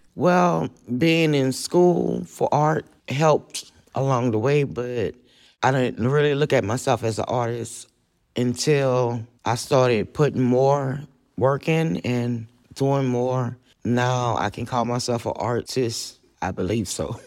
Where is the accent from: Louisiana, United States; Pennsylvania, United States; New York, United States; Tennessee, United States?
Louisiana, United States; New Orleans; moved away as an adult; now in Austin, United States; I was born in New Orleans, Louisiana, and after Katrina, I came to Austin